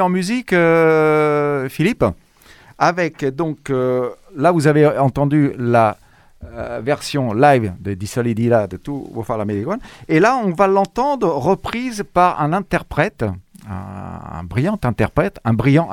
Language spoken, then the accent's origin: French; France; also born or lived in Cassino; Je suis né en France moi aussi